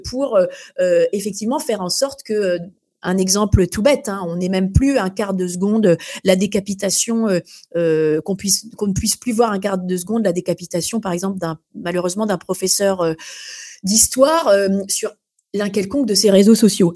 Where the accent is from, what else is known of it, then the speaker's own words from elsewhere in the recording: France; chez nous en France